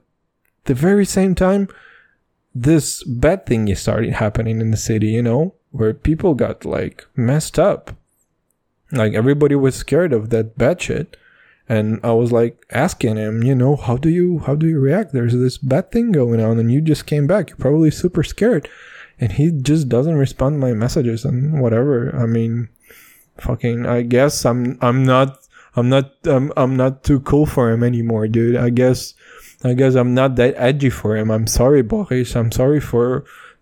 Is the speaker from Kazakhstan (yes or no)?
yes; Kazakhstan; we're from Kazakhstan